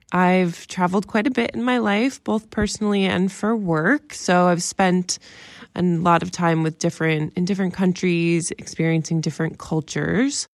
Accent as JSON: {"language": "English", "country": "United States", "said": "I'm an American."}